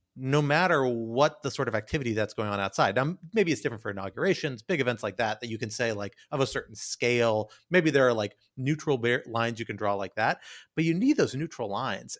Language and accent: English; Washington, District of Columbia, United States; my hometown, just a ten minute drive from my house